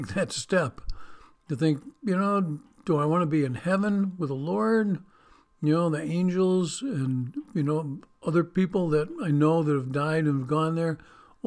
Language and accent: English; United States; I grew up on Lake Erie. And just the size of that, you could hardly see to the other side of the lake into Canada.